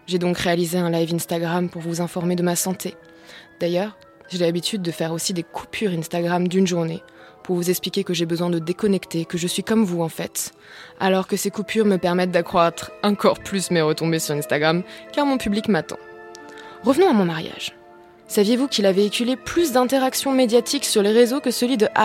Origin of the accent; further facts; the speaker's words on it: Cremona, Lombardy, Italy; born there; Je suis née à Crémone, une ville italienne que vous ne connaissez sûrement pas